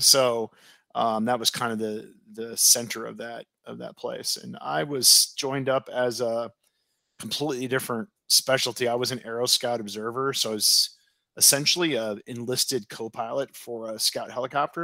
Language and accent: English; Oregon, United States; moved away as an adult; I was from Oregon, and here I was on the other side of the country